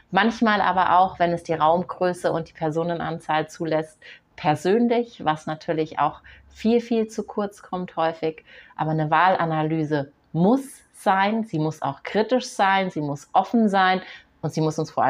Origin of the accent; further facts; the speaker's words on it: Munich, Bavaria, Germany; Ich bin Münchner Kind, ich bin in dieser Stadt geboren, ich bin in der Stadt aufgewachsen und ich nehme sehr, sehr viele Veränderungen an meiner Stadt wahr.